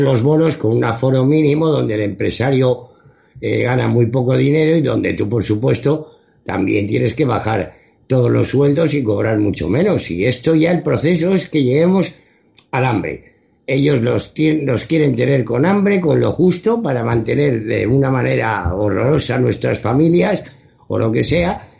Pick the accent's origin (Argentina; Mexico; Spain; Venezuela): Spain; un ciudadano español